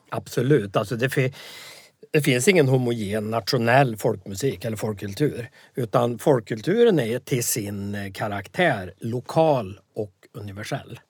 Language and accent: Swedish; Värmland, Sweden; also born or lived in Västerbotten (Southern Sami area); Sen råkar jag ha bott i Värmland sedan jag var sju år så att jag är ju också värmlänning